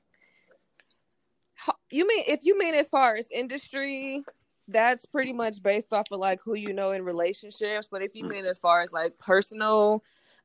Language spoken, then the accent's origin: English; Cleveland, Ohio, United States; also born or lived in Houston, Texas; now in Los Angeles, United States; I was born in Cleveland.